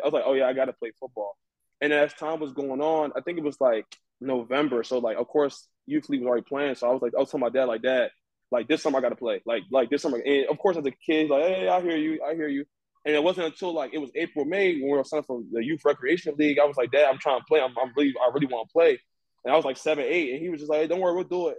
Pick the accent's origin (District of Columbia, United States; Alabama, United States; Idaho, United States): District of Columbia, United States; Washington; I'm originally from Nigeria, but I was born and raised in Washington D.C.